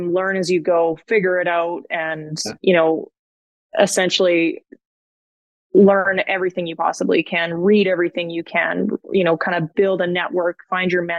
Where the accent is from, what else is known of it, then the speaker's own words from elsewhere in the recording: Edgerton, Alberta, Canada; now in Edmonton, Canada; I grew up about 3 hours, maybe east of Edmonton. It's a really small village. There's about 500 people. Edgerton, Alberta is the name of it